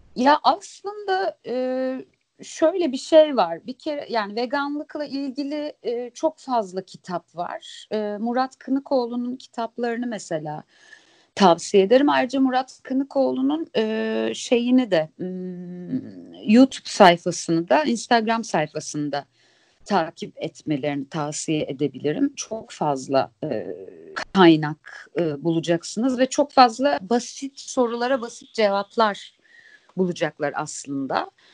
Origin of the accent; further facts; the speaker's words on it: Sakarya, Turkey; Sakarya'da büyüdüm